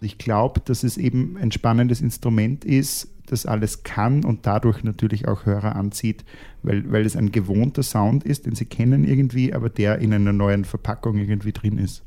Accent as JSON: {"language": "German", "country": "Austria", "said": "als Österreicher"}